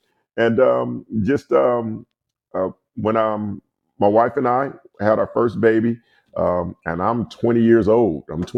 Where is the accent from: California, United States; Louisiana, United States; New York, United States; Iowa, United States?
California, United States; Compton; because I pastor a church in Compton. So they were like, you're a pastor in Compton. I grew up in Compton.